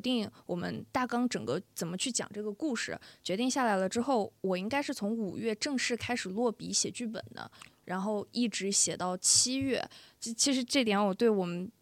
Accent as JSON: {"language": "Chinese", "town": "Xi'an", "region": "Shaanxi", "country": "China", "moved": "yes", "said": "我是西安人嘛"}